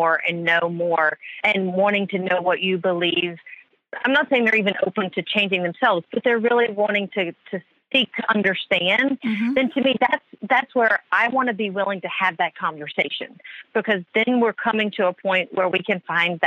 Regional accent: the South, United States; moved away; when I grew up in the South

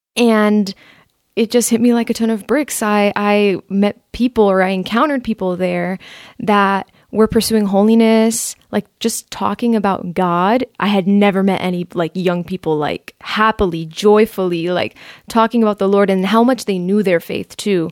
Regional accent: Miami, Florida, United States; moved away as an adult; also born or lived in Maryland; now in Tampa, United States; I was raised in Miami. I was born in Maryland, but I've essentially lived my whole life in Miami

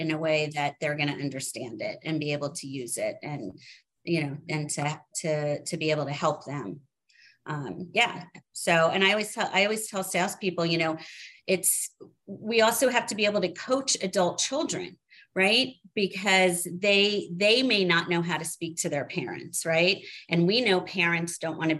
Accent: New Jersey, United States; moved away as an adult; also born or lived in Manhattan, New York / Seattle; I grew up in New Jersey.

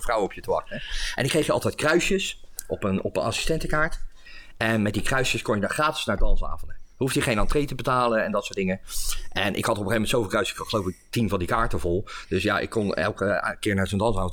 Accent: Leiden, South Holland, Netherlands; moved away as an adult; also born or lived in Steenbergen; now in The Hague, Netherlands; ik ben geboren en getogen in Leiden. En, en ik woon nu inmiddels in Den Haag

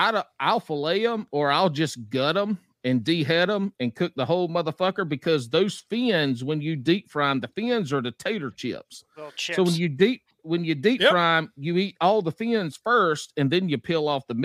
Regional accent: the South, United States; But I grew up in the South

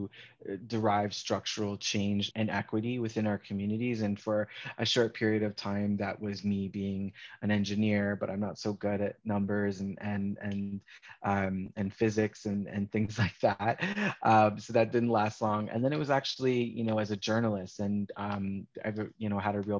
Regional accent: Toronto, Ontario, Canada; I was born and raised in Scarborough, Ontario

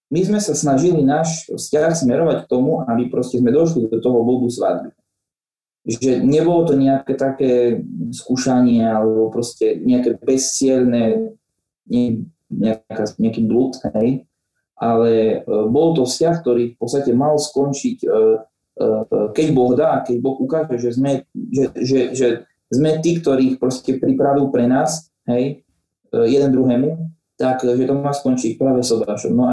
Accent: Spišská Nová Ves, Košice Region, Slovakia; first language Slovak; also born or lived in Prešov

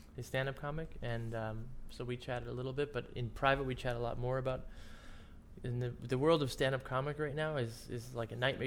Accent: Cleveland, Ohio, United States; I'm from Cleveland

